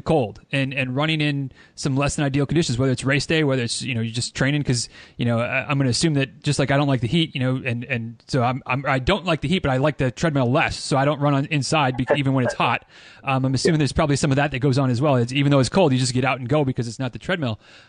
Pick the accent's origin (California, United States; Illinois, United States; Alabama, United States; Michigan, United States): Michigan, United States; Northern; I grew up in Northern Michigan